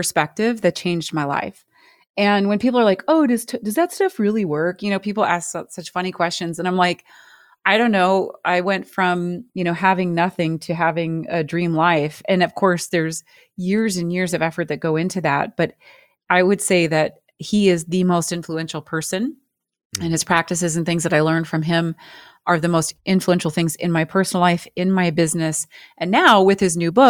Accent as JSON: {"language": "English", "country": "United States", "tie": "born or raised there", "said": "I was born in the United States. I speak English"}